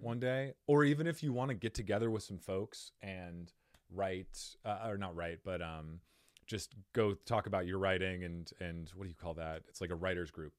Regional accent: Cottonwood, Arizona, United States; now in Phoenix, United States; I grew up in Cottonwood, Arizona

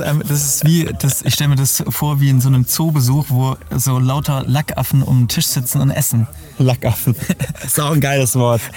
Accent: Berlin, Germany; meiner Jugend in Berlin

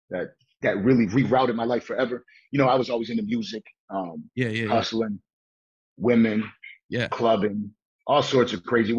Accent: Buffalo, New York, United States; I was born and raised in Buffalo, in the east side of Buffalo, Broadway and Coit Street

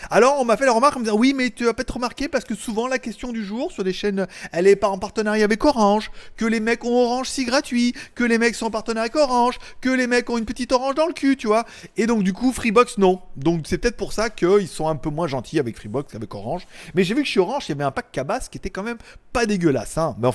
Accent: China; Je veux dire, moi, je suis chinois, je suis 50 Chine. Et là-bas, on m'a dit, en Chine, on dit Huawei.

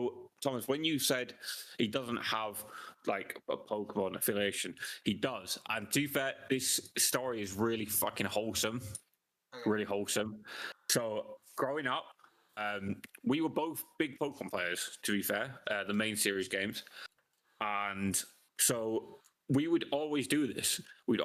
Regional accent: London, United Kingdom; born or raised there

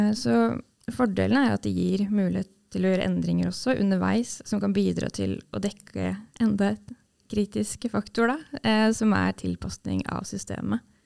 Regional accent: Sarpsborg, Østfold, Norway; jeg er fra Sarpsborg

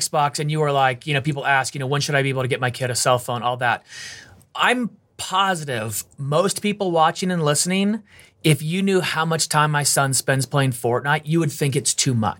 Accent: California, United States; I grew up in California.

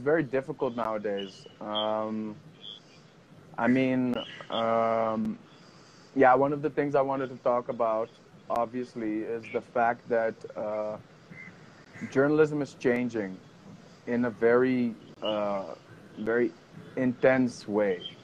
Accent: Amsterdam, North Holland, Netherlands; moved away as an adult; now in Himachal Pradesh, India; I'm 31 and I'm from Amsterdam, from the Netherlands

